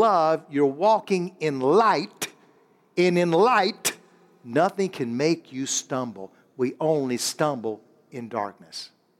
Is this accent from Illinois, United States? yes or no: yes; Illinois, United States; This is Pastor …. This is all the church here. We're from Illinois.